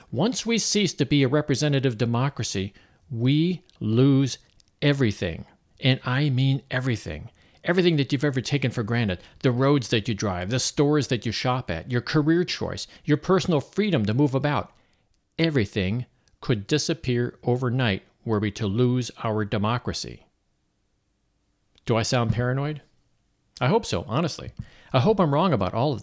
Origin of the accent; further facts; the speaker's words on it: Missouri, United States; my home state of Missouri